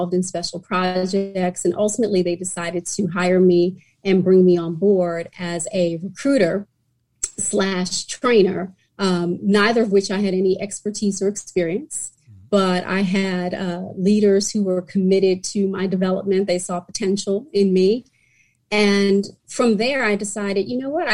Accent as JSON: {"language": "English", "town": "New York City", "region": "New York", "country": "United States", "tie": "born or raised there", "moved": "as an adult", "said": "I was born and raised in New York City, and I am a diehard New Yorker"}